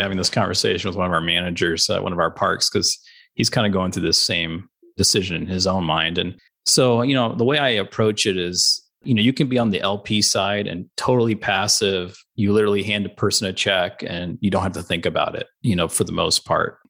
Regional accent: Chattanooga, Tennessee, United States; moved away as an adult; also born or lived in Omaha, Nebraska / Albany, New York; I grew up in Chattanooga, Tennessee

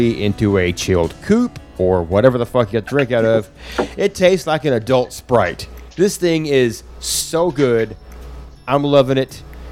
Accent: Arkansas, United States

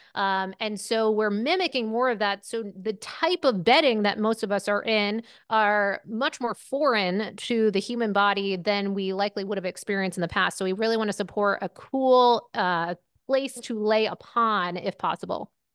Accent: Maine, United States; moved away as an adult; also born or lived in Syracuse, New York / Manhattan, New York; I grew up in Maine, uh, you know, right on the border of Canada

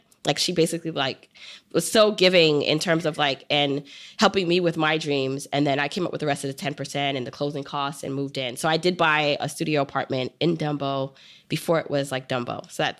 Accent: New York City, New York, United States; I grew up in Brooklyn

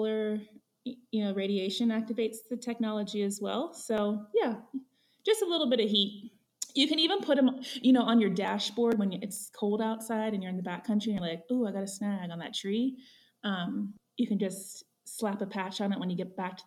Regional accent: Ohio, United States; moved away as an adult; now in Jackson, United States; I'm from the Midwest. I grew up in Ohio, moved to Jackson

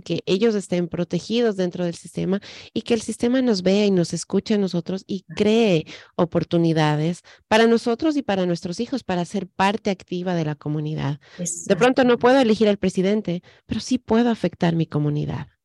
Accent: Ecuador; now in United States; en el Ecuador, de donde yo soy

